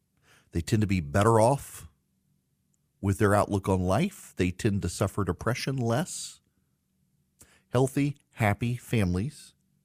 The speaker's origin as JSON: {"language": "English", "region": "Dubai", "country": "United Arab Emirates", "tie": "born or raised there", "also_born_or_lived": "Louisiana", "said": "Charlie, I don't know if you know this or not, but I grew up in Dubai. We would fly back and forth to Louisiana during the summer."}